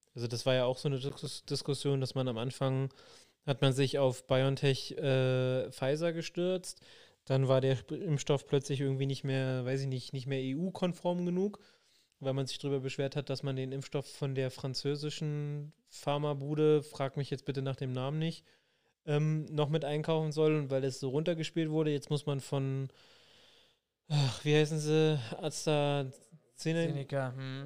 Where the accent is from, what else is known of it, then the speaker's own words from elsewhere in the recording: Berlin, Germany; bin ja groß geworden in Wilmersdorf.